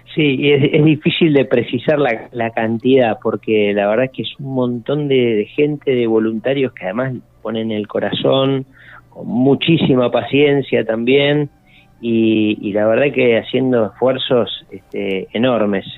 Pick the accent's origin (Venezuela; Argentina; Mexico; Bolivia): Argentina; somos argentinos